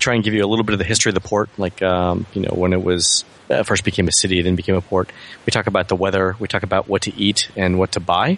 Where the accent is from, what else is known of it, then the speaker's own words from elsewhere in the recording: United States; I'm an American.